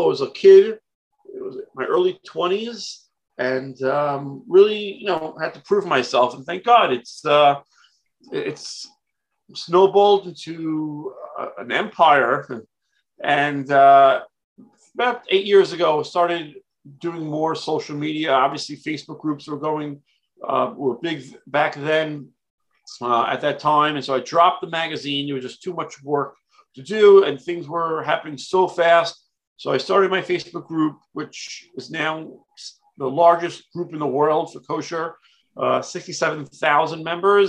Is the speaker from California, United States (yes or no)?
no; New York City, New York, United States; born in Brooklyn, New York